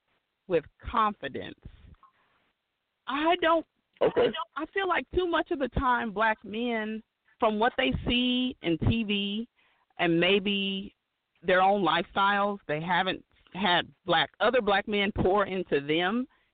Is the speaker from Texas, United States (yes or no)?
yes; Texas, United States; also born or lived in Oklahoma / Missouri; I grew up in Texas, Oklahoma, and Missouri.